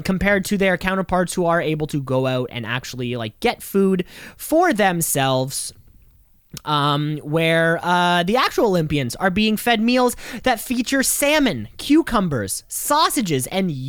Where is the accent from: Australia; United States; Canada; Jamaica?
Canada; We are so deeply ingrained in being Canadian.